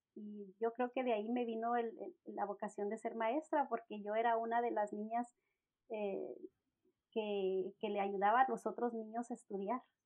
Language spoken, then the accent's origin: Spanish; Mexico; mi esposo es anglosajón y yo soy mexicana